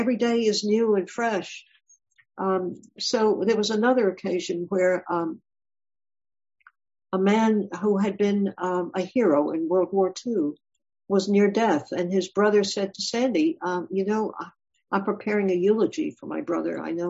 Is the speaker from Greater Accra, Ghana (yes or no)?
no; Ashanti, Ghana; moved away; I'm from Ghana. And in Ghana, did you come from a big city, from Accra, or a big city, or from a little town? I came from a village. I'm Ashanti.